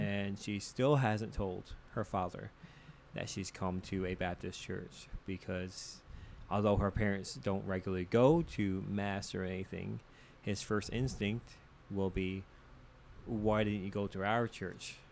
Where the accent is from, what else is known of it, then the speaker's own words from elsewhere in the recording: Botwood, Newfoundland and Labrador, Canada; accent: Newfoundland; moved away as an adult; now in St. John's, Canada; growing up in Central, being so involved in the Pentecostal church